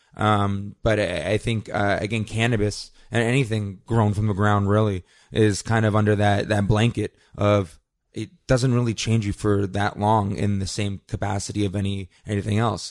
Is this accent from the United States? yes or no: no; Canada; my fundamental rights as a Canadian